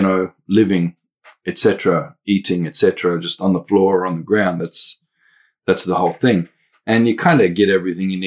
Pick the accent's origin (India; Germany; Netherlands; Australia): Australia; Western Cape York, Queensland; now in Melbourne, Australia; I can move back up north, 3,500 kilometers to my own homelands up there, Western Cape York.